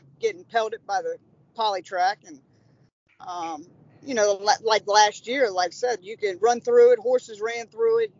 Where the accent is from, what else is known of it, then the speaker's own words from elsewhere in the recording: Cincinnati, Ohio, United States; moved away as an adult; now in Louisville, United States; I grew up in Cincinnati